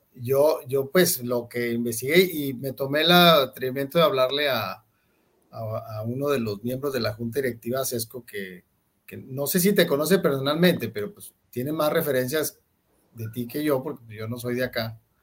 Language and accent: Spanish; Monterrey, Nuevo León, Mexico; moved away as an adult; now in Colombia; nosotros somos de Monterrey, México, al norte del país, cerca de, la frontera con, con, Texas.